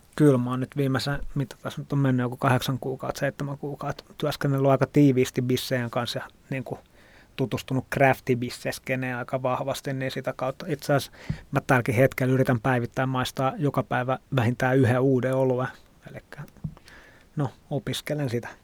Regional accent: Helsinki, Uusimaa, Finland; also born or lived in Tallinn; Mä oon helsinkiläinen ravintola ehkä sekatyön tekijä.

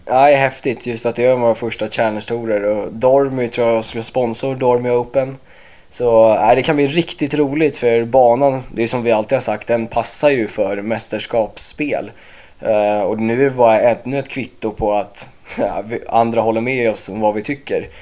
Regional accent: Åkersberga, Stockholm County, Sweden; moved away as an adult; now in North Carolina, United States; jag är 23 år från Åkersberga och eh, pluggar just nu på college i USA

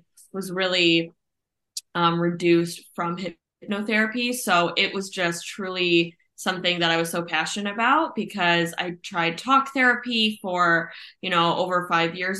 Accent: Ohio, United States; I am from Ohio.

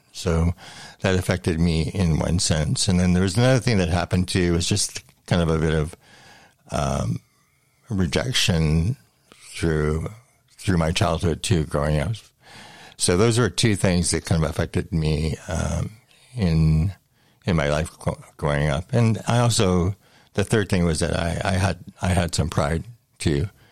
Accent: London, Ontario, Canada; also born or lived in Thorndale, Ontario; I was born in London, Ontario, and I grew up actually uh, for the first 16 years of my life in the country. My grandfather had a farm

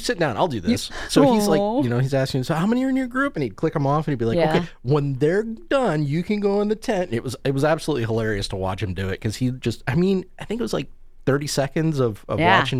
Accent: Detroit, Michigan, United States; Growing up in Detroit in like the 70s, 80s, and 90s

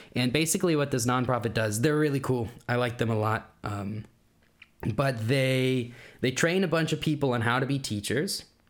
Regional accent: Kansas, United States; accent: American; moved away as an adult; also born or lived in Washington / Berlin, Germany; now in Germany; we had just moved to Kansas. I was born in Washington. Uh, we had just moved to Kansas, where my mom's from

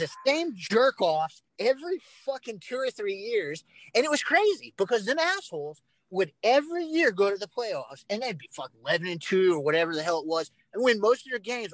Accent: San Diego, California, United States; I'm from San Diego.

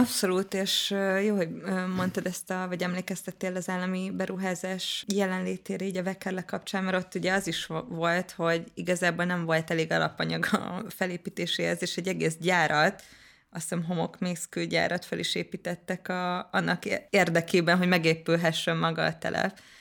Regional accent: Budapest, Hungary; én panelba születtem, Óbudán, és a Káposztás megyeri lakótelepen

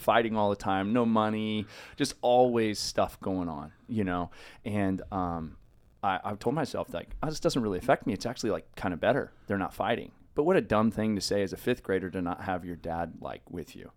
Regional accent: Los Osos, California, United States; also born or lived in San Luis Obispo, California; Grew up in Los Osos, a little tiny five thousand person town, kinda on the coast

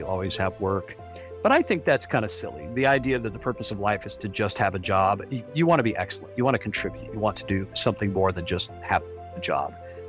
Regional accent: Ajo, Arizona, United States; born there; Well, I was born in Arizona, a little mining town called Ajo. It's in the southwestern corner of the state.

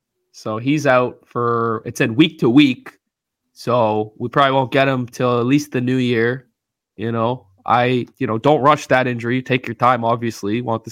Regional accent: Canada; as a Canadian

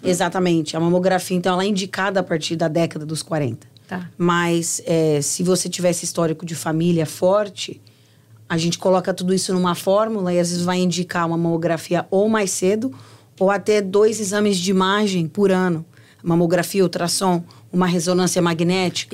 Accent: Brazil; moved away; Quando eu cresci, Helena, no Brasil, a gente sabia de onde vinha a comida

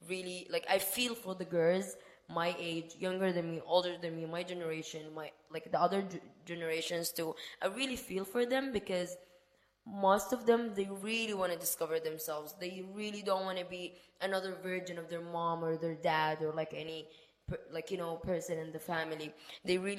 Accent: Sudan; English is a second language; moved away; I am not originally from there. I am from Sudan, Africa, and to be honest, I would say we like in Sudan we're more um, open-minded

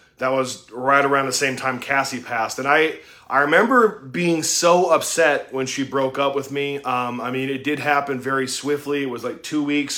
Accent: Utah, United States; I was raised in Utah.

